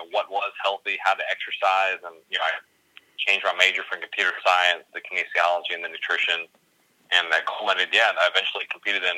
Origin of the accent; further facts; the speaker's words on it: Texas, United States; moved away as an adult; also born or lived in East Coast; I'm originally from Texas. Moved all around there for a while, and then got a job out on the East Coast.